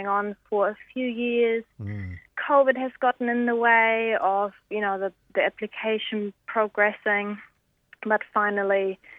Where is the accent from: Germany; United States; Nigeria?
Germany; now in New Zealand; I'm from Germany